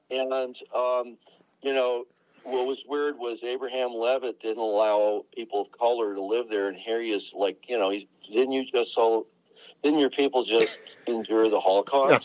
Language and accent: English; Long Island, New York, United States; moved away; also born or lived in Berkeley, California; we're both from Long Island.